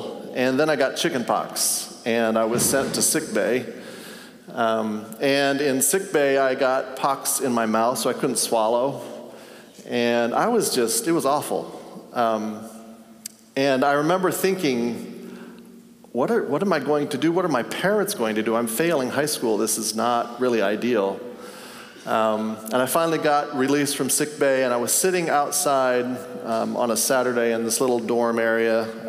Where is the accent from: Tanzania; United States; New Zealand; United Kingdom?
Tanzania; And I grew up in Tanzania. My parents were missionaries.